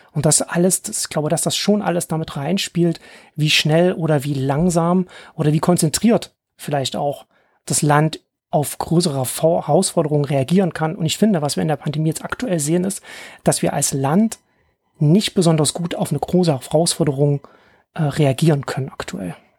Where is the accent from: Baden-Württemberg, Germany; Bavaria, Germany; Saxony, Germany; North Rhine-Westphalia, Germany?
Saxony, Germany; Ore Mountains; ich bin in Sachsen im Erzgebirge aufgewachsen.